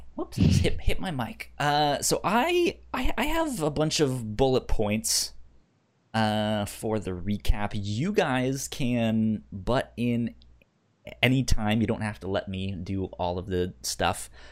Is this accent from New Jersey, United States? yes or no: no; Northern Virginia, United States; I grew up in Northern Virginia